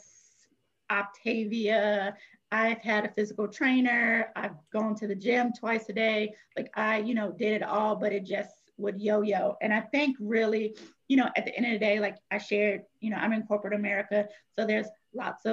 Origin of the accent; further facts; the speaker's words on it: Virginia, United States; moved away as an adult; now in New Orleans, United States; we're originally from Virginia. And then I took on a new role with my job in New Orleans. So we moved to New Orleans